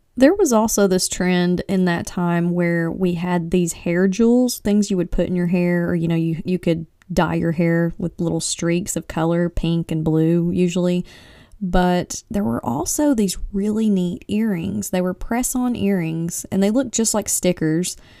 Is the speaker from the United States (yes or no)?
yes; East Tennessee, United States; I'm from East Tennessee